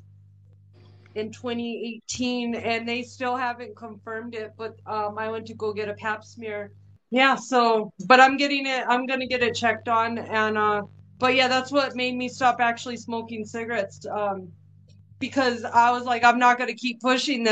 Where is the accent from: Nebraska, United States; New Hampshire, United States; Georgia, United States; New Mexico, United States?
New Mexico, United States; Albuquerque; I grew up in Albuquerque